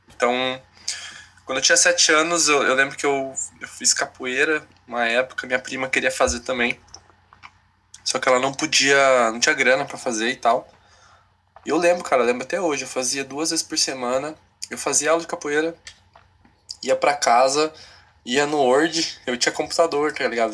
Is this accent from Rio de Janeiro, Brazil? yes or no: no; Paraná, Brazil; moved away as an adult; also born or lived in São Paulo / Porto Alegre; now in Cascavel, Brazil; nasci em São Paulo, fui criado no Paraná